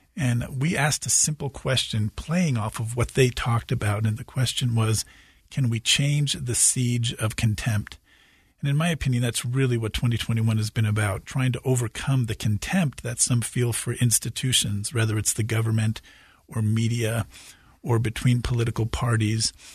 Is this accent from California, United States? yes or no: yes; California, United States; I'm from California and certainly spent most of my life on the West Coast